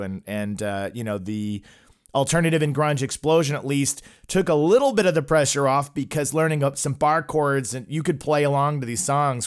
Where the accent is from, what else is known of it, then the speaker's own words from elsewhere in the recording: Oklahoma, United States; I grew up in Oklahoma and I came from a religious home